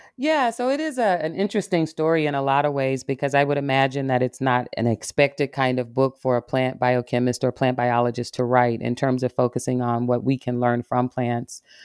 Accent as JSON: {"language": "English", "region": "Arkansas", "country": "United States", "tie": "born or raised there", "moved": "yes", "lives_now": "Michigan, United States", "said": "I'm a, a woman from the South. I grew up in Arkansas"}